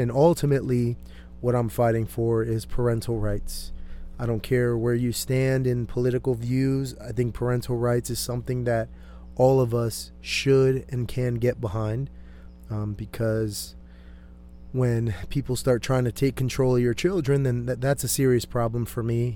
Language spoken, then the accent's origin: English; Connecticut, United States; now in Temecula, United States; I'm originally from Connecticut.